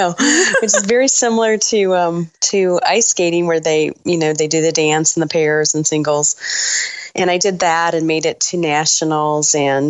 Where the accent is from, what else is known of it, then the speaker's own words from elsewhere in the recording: Sterling Heights, Michigan, United States; Sterling Heights, Michigan.